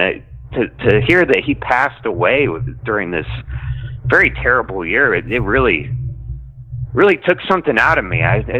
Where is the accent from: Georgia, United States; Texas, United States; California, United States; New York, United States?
Texas, United States; I'm from Texas